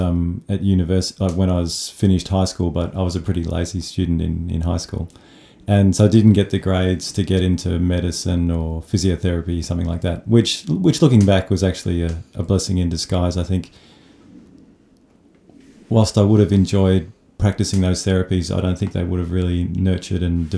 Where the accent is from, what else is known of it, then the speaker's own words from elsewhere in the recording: Melbourne, Victoria, Australia; also born or lived in Japan; from Melbourne. I was born in Melbourne. So grew up here and studied here initially